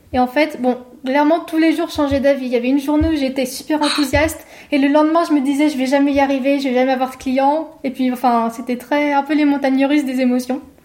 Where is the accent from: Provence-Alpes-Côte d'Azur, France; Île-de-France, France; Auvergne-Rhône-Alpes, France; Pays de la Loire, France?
Auvergne-Rhône-Alpes, France; Savoie; moved away as an adult; also born or lived in Paris / Lyon; je suis de Savoie et j'ai toujours été attachée à mes montagnes, j'ai vécu à la campagne